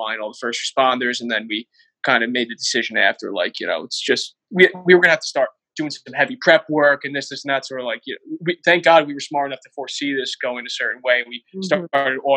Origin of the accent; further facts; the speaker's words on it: Bergen County, New Jersey, United States; now in Weehawken, United States; we're from Bergen County